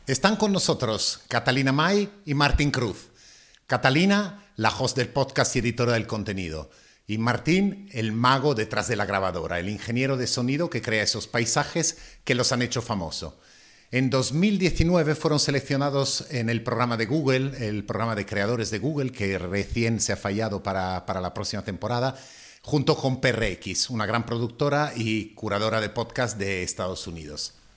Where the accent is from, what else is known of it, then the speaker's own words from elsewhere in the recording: Italy; accent: Italian; Spanish is a second language; now in Madrid, Spain; madrileño desde hace 30 años, pero aún con acento italiano.